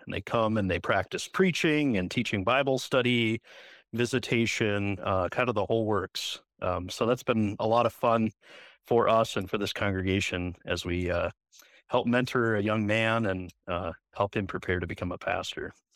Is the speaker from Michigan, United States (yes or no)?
yes; Northville, Michigan, United States; now in Mitchell, United States; I am originally from a town called Northville, Michigan, which is a suburb of Detroit.